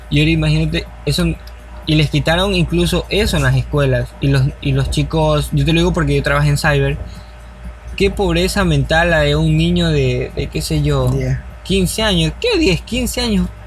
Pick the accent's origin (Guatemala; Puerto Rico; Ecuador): Ecuador; hablemos como ecuatorianos que somos.